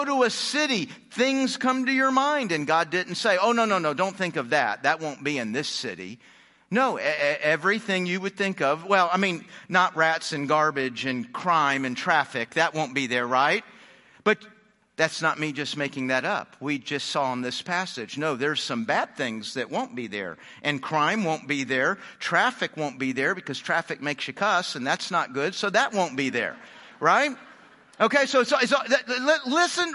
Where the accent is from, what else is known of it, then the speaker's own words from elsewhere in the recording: Houston, Texas, United States; also born or lived in Phoenix / Dallas; I was born in Phoenix. I grew up in Houston. I've lived in Dallas.